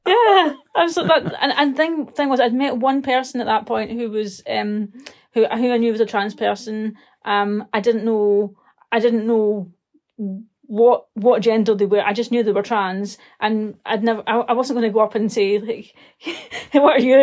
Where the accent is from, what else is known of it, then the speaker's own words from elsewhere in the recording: Scotland, United Kingdom; I'm a Scottish writer